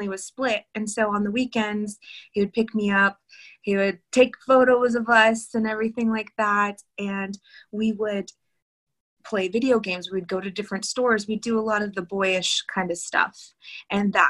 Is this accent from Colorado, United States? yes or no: no; Texas, United States; also born or lived in California; I was born in California. We moved to Texas so my mom could be with her grandmother